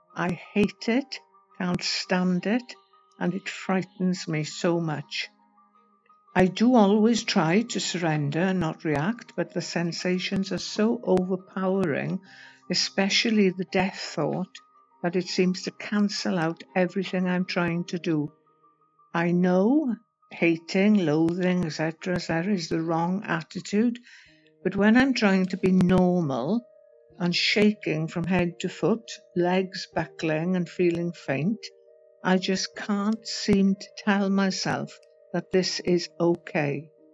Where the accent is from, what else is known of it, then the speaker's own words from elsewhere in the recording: Wales, United Kingdom; I'm from Wales in the U K.